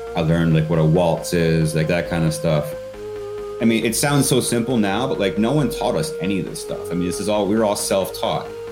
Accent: Connecticut, United States; I'm from Connecticut.

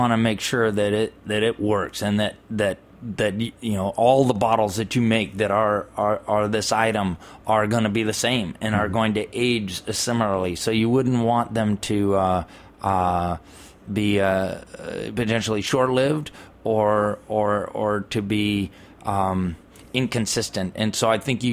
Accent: California, United States; I'm from California.

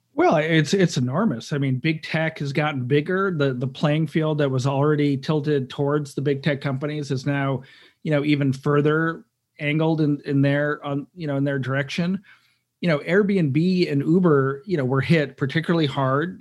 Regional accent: Cleveland, Ohio, United States; I'm from Cleveland, Ohio.

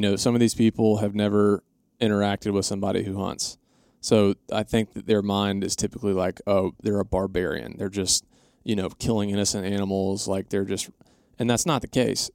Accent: Atlanta, Georgia, United States; we grew up in Atlanta

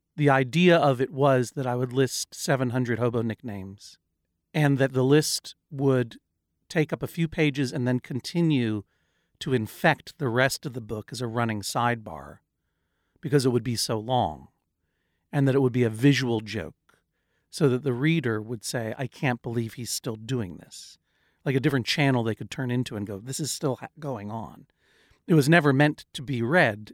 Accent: Brookline, Massachusetts, United States; now in New York, United States; I'm a person who grew up in Brookline, Massachusetts

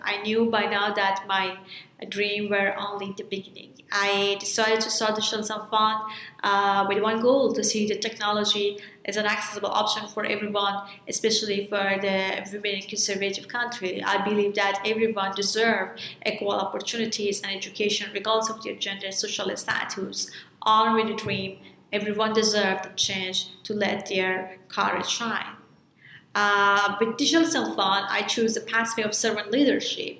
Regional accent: Afghanistan; As a girl growing up in Afghanistan

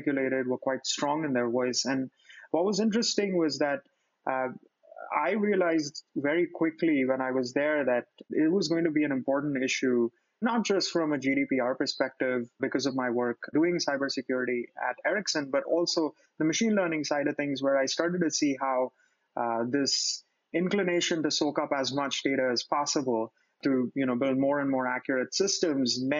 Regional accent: India; moved away as an adult; also born or lived in Montreal, Canada; I born and raised in India, moved to Montreal 2012 to study computer science at McGill

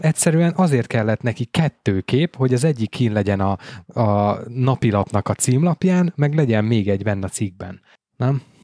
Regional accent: Veszprém County, Hungary; én ugye Veszprém megyei vagyok, tehát nekünk a Veszprém megyei napló járt

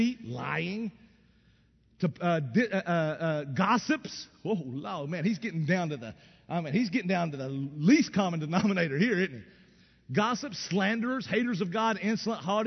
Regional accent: East Tennessee, United States; I grew up in East Tennessee in the Appalachian Mountains

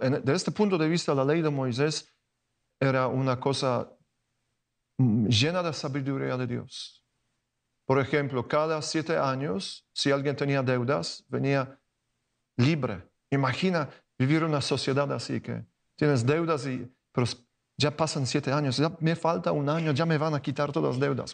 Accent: Poland; Spanish is a second language; moved away as an adult; en Polonia, de donde vengo

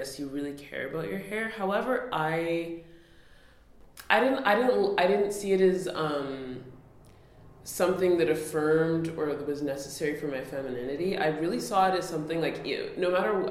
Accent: Nunavut, Canada; now in Toronto, Canada; I'm from Nunavut

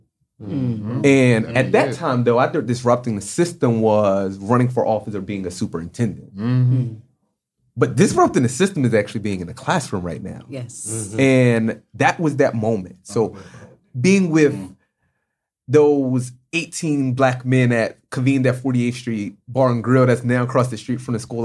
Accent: Philadelphia, Pennsylvania, United States; I'm from Southwest

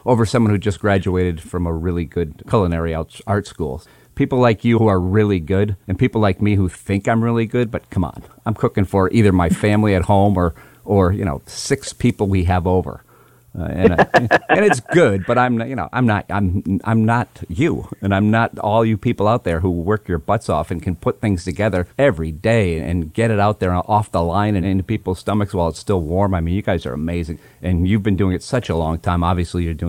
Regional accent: Hatfield, Massachusetts, United States; moved away; I'm actually back home today in my hometown of Hatfield, Massachusetts

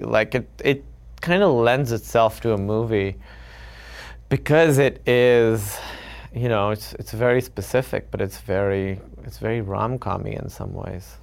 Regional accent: Karachi, Sindh, Pakistan; moved away as an adult; now in United States; growing up in Karachi

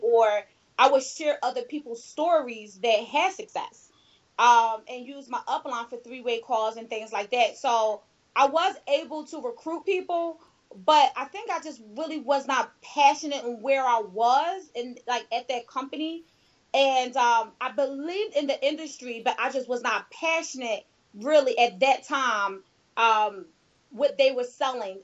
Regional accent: Philadelphia, Pennsylvania, United States; I was a teen mom, and I am from Philadelphia.

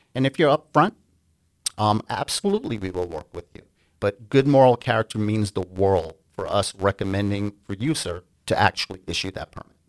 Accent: New York, United States; also born or lived in Grenada; I immigrated to the United States from a small island in the Caribbean, the island of Grenada, um, at a young age, about ten, and I grew up on the East Coast in New York

